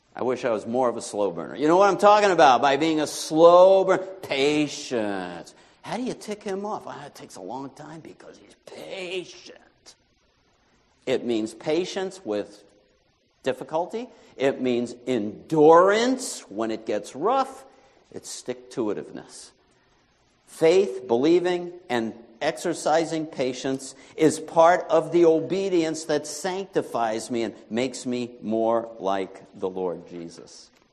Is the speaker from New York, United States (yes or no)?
yes; New York, United States; moved away as an adult; my home state of New York